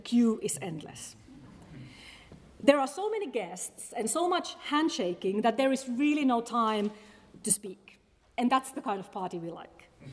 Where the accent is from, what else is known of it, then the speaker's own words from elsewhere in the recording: Finland; English is a second language; moved away as an adult; now in Scotland, United Kingdom; I'm indeed a Finn